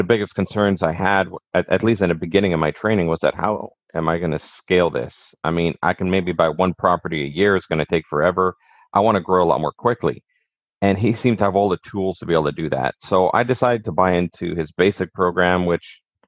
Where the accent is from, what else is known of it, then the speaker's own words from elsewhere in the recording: Montreal, Quebec, Canada; moved away as an adult; also born or lived in Greenwood, Nova Scotia; now in Nova Scotia, Canada; I'm originally from Montreal